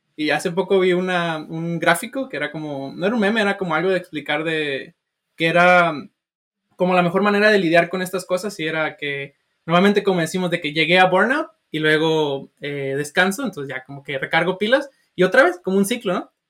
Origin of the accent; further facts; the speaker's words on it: Sinaloa, Mexico; now in United States; yo soy de Sinaloa